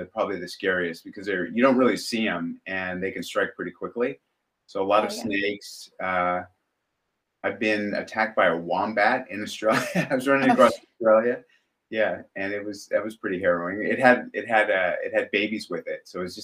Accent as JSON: {"language": "English", "region": "Southern California", "country": "United States", "tie": "born or raised there", "said": "We grew up in Southern California"}